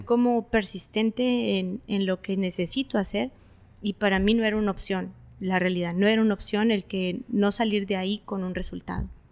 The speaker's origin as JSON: {"language": "Spanish", "town": "Tijuana", "region": "Baja California", "country": "Mexico", "also_born_or_lived": "Tecate, Mexico", "said": "nací en Tecate. Sí, esa parte es donde yo nací en Tecate, pero estamos a 45 minutos y realmente tengo 20, más de 25 años viviendo en Tijuana. Yo me considero tijuanense."}